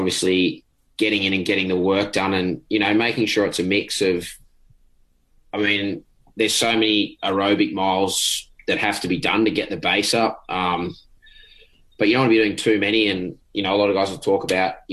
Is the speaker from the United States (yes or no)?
no; Sydney, New South Wales, Australia; growing up in Sydney, I mean, it's definitely not flat